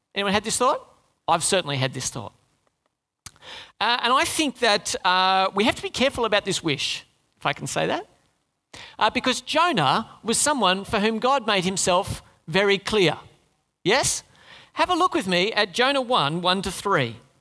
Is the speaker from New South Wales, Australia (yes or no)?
yes; Sydney, New South Wales, Australia; moved away; also born or lived in Darwin / Oran Park; I was born in Sydney